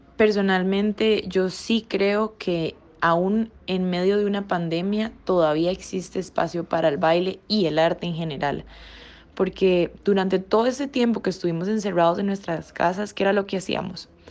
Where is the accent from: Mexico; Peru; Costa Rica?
Costa Rica; nosotros como ticos apoyar el arte costarricense, porque aquí en Costa Rica